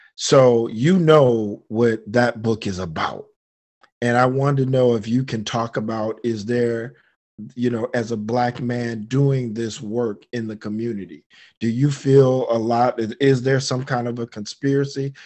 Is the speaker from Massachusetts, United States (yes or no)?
no; Detroit, Michigan, United States; I'm from Detroit